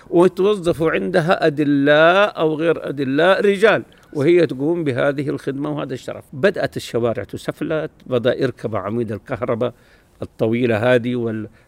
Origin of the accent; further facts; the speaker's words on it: Medina, Medina Province, Saudi Arabia; انا يا سيد الفاضل من مواليد المدينه المنوره منطقه بجوار الحرم اسمها دار الضيافه